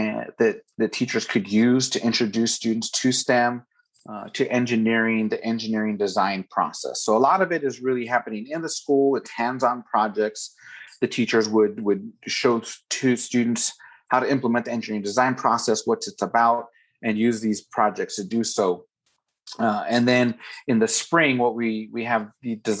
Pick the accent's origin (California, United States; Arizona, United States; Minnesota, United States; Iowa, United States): Arizona, United States; Tucson; born and raised in Tucson, actually, as much as I can gather, about seventh generation Arizonan